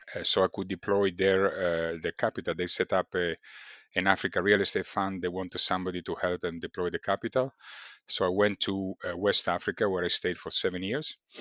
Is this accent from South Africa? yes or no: no; Italy; accent: Italian; English is a second language; moved away as an adult; also born or lived in China / Vietnam / Malaysia / Texas, United States; as you could probably have guessed from, uh, b-, by my accent, I'm Italian.